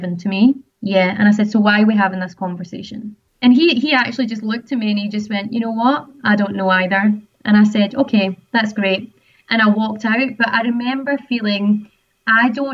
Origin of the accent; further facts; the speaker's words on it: Scotland, United Kingdom; now in Sydney, Australia; I am originally from Scotland, so some people call me a Scozzy.